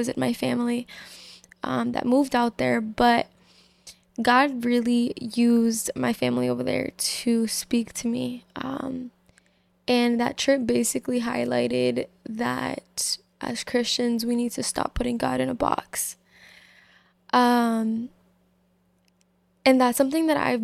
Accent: Massachusetts, United States; I'm 21 years old. I'm from Massachusetts.

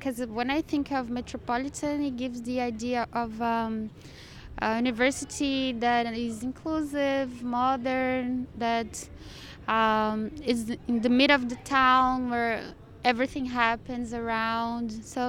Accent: Brazil; Yeah, I'm from Brazil.

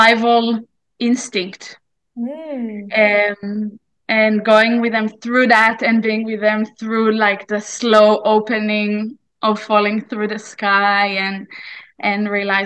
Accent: Israel; moved away as an adult; also born or lived in New Zealand / Australia; I was born in Israel 34 years ago, and I was here growing up in this land called Israel and everything that that means, until I was 21

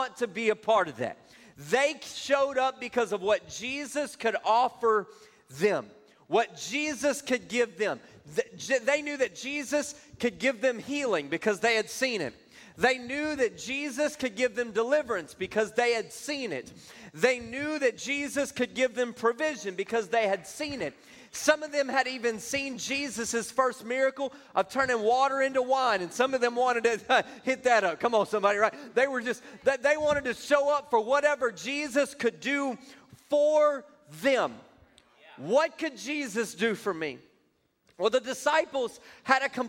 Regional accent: Louisiana, United States; now in Texas, United States; I'm originally from Louisiana. I got to Texas just as quickly as I could.

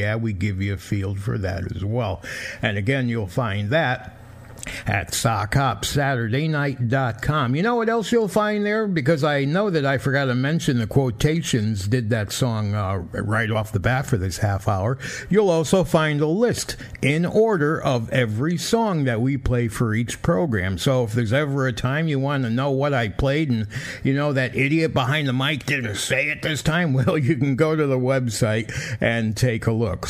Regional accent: Bridgeport, Connecticut, United States; where I grew up in Bridgeport, Connecticut, well, we had Glenwood Avenue

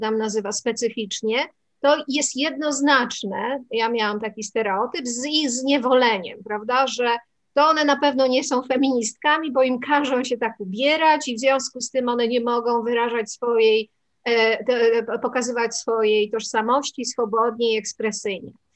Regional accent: Poland; urodziłam się w Polsce

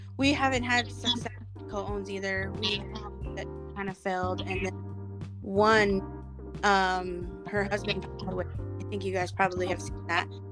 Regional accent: Wyoming, United States; moved away; I'm from Wyoming originally

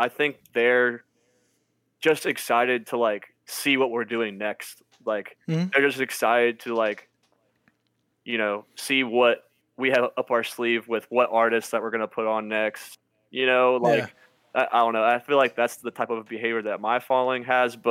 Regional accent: Cincinnati, Ohio, United States; we are from Cincinnati

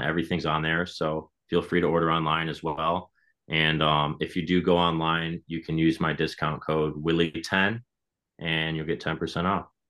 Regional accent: Michigan, United States; we're from Michigan. We started in Michigan

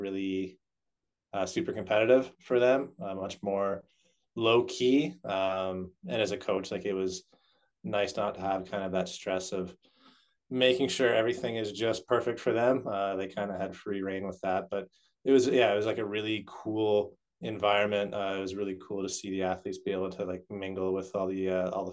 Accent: Canada; I grew up playing ice hockey, as most Canadian boys

